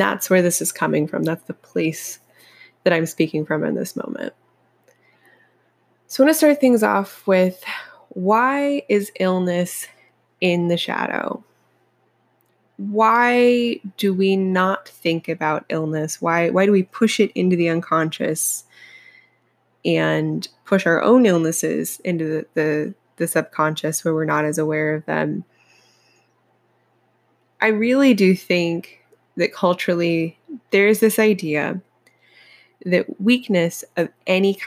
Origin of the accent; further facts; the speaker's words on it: Appalachia, United States; I'm from Appalachia originally